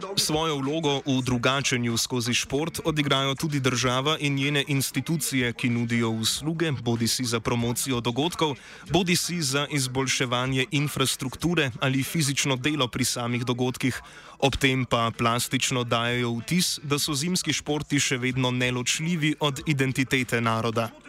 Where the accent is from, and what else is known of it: Slovenia